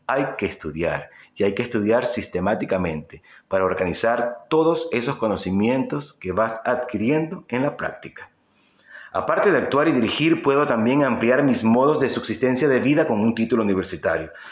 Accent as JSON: {"language": "Spanish", "country": "Venezuela", "tie": "born or raised there", "said": "en mi época de juventud en mi país Venezuela"}